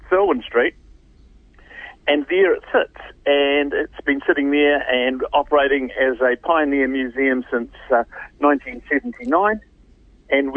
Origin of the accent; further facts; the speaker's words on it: Whanganui, Manawatū-Whanganui, New Zealand; now in Hamilton, New Zealand; my old hometown's Whanganui